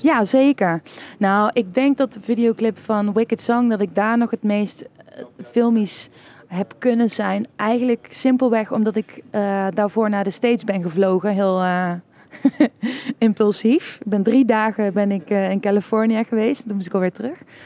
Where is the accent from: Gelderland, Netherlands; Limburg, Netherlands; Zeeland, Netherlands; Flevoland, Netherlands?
Limburg, Netherlands; Kessel; first language Dutch; ik kom zelf uit Kessel.